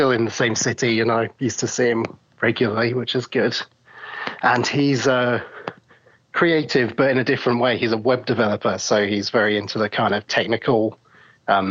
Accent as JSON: {"language": "English", "town": "Norwich", "region": "East of England", "country": "United Kingdom", "tie": "born or raised there", "said": "I was born in Norwich, England"}